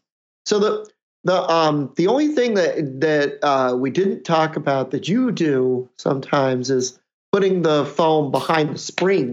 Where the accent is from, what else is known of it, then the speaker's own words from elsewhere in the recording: Virginia, United States; I'm not in West Virginia. I'm from Virginia.